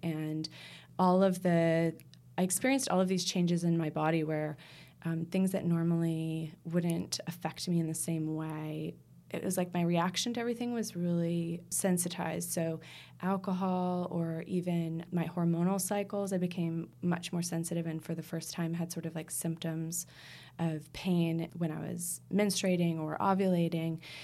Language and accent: English; United States; moved away; I'm American